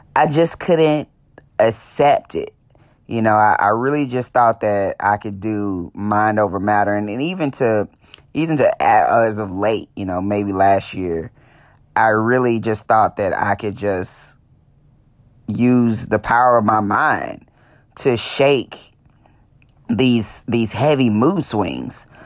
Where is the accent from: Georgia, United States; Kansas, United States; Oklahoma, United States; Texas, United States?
Texas, United States; Dallas; born and raised in Dallas, Texas